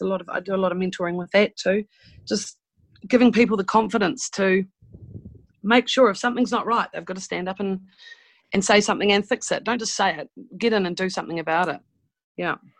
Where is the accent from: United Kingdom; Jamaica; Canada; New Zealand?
New Zealand; I'm a Kiwi